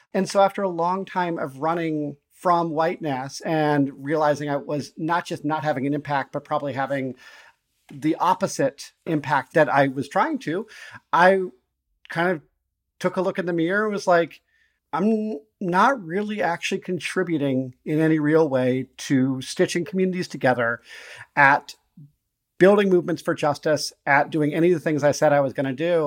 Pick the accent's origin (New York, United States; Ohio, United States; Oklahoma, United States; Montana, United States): Montana, United States; also born or lived in Chicago / Navajo Nation, New Mexico; now in Milwaukee, United States; I grew up in Montana, primarily in a, you know, m, in a predominantly pretty white place